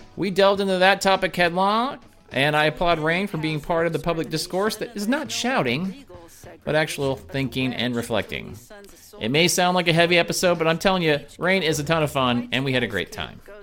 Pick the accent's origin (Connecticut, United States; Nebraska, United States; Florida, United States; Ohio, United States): Nebraska, United States; moved away; I'm from Nebraska originally